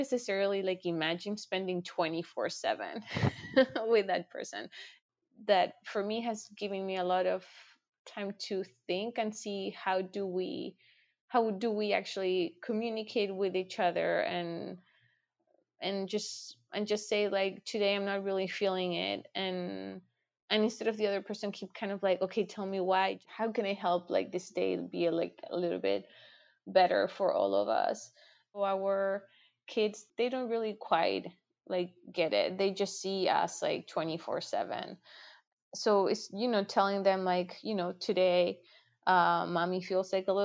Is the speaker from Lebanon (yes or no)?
no; Chile; now in United States; I'm from Chile